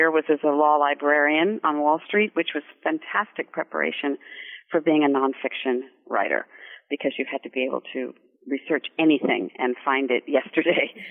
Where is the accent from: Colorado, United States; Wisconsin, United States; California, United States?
California, United States; Santa Monica; moved away; I was born in California in Santa Monica. I'm a California girl, grew up there, but left and went to Europe and back east and have never gone back, but I still consider myself a Californian.